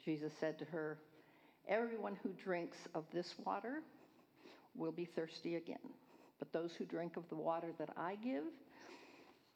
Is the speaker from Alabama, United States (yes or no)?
no; California, United States; I'm from California, Northern and Southern California, all over the place